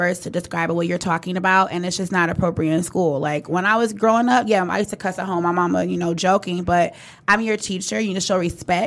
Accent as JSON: {"language": "English", "town": "Redford", "region": "Michigan", "country": "United States", "tie": "born or raised there", "said": "I grew up in Redford for a long time"}